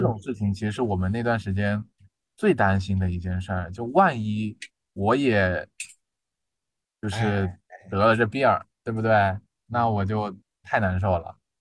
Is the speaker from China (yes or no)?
yes; southern China, China; moved away as an adult; now in Changchun, China; 因为我是南方人嘛